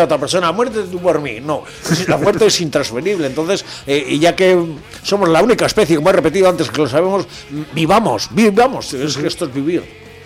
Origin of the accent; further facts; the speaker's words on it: Biscay, Basque Country, Spain; Parque Natural de Armañón, que está en la zona de Vizcaya, donde yo nací